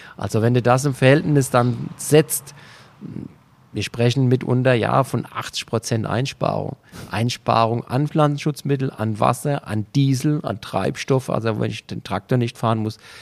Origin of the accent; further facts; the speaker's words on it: Germany; hier bei uns in Deutschland